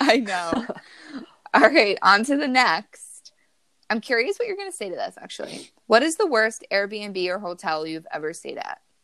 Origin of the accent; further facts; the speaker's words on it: New Jersey, United States; Taylor and I are from New Jersey